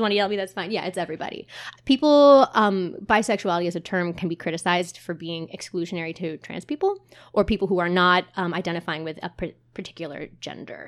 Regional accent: Montclair, New Jersey, United States; now in Asbury Park, United States; I grew up in Montclair, New Jersey

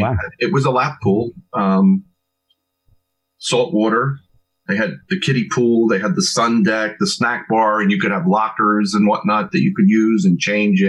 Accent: Asbury Park, New Jersey, United States; also born or lived in Neptune, New Jersey; I've been here all my life, grew up here in Asbury Park

